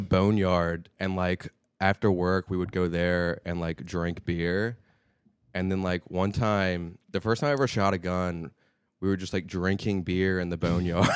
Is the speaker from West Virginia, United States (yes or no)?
yes; Charleston, West Virginia, United States; now in New York City, United States; I'm from Charleston, so it's, like, the capital city